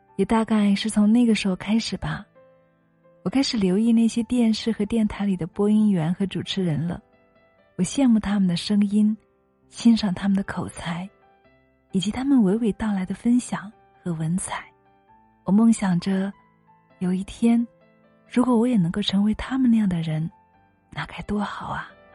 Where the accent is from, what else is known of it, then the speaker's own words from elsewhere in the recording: Leiyang, Hunan, China; 我说生在湖南耒阳一个普通的小山村里，父母都是普通的农民，家境也是普通的